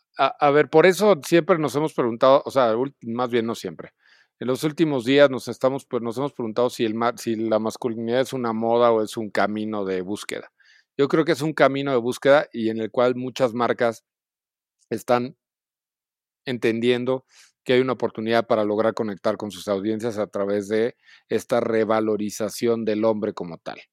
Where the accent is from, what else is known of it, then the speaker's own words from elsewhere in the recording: Celaya, Guanajuato, Mexico; moved away as an adult; now in Mexico City, Mexico; nací en Celaya, Guanajuato